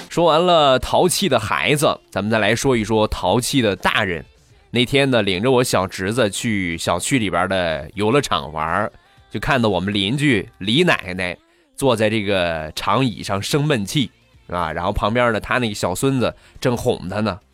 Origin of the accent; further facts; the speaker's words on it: Rizhao, Shandong, China; 我家乡特产日照绿茶